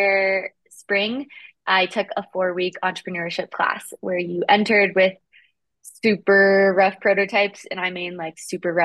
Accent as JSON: {"language": "English", "region": "Appalachian Mountains", "country": "United States", "tie": "born or raised there", "said": "growing up in the Appalachian Mountains"}